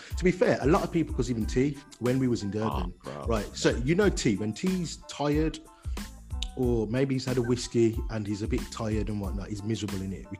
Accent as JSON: {"language": "English", "country": "Jamaica", "said": "Like, being Jamaican and that, I should technically, but I don't like oxtail."}